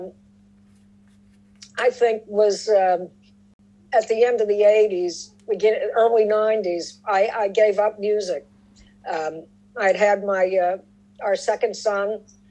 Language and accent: English; Pittsburgh, Pennsylvania, United States; also born or lived in New York City; we came back to Pittsburgh from New York